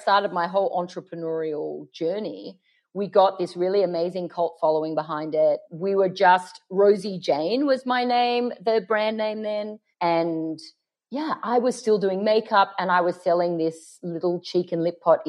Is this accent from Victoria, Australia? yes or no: no; Sydney, New South Wales, Australia; moved away as an adult; now in Los Angeles, United States; our house in Paddington, where I grew up in Sydney